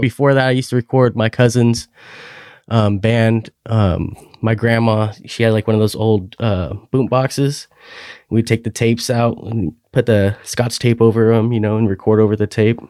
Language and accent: English; Klamath Falls, Oregon, United States; moved away as an adult; now in Hillsboro, United States; in Klamath Falls, Oregon. That's my hometown